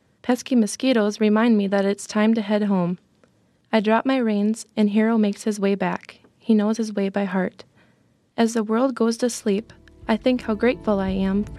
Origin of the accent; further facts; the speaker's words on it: Winford, South Dakota, United States; I am a freshman in college. I'm from Winford, South Dakota.